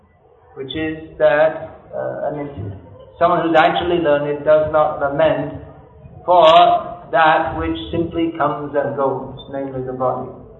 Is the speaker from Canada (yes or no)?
no; Gujarat, India; I was from Gujarat and heard of Dalabhacharya.